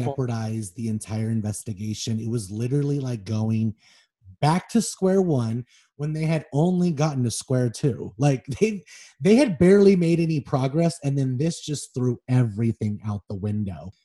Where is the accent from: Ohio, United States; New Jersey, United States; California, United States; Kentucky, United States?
California, United States; Los Angeles; I grew up on Melrose and Wilcox until I was about seven years old